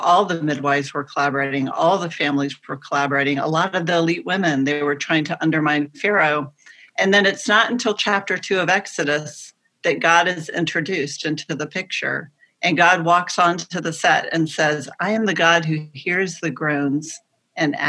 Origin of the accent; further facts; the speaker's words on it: the Bible Belt, United States; I grew up in the Bible Belt.